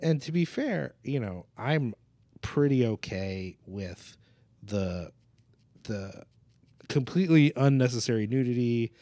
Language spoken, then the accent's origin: English; New Jersey, United States; I'm from Jersey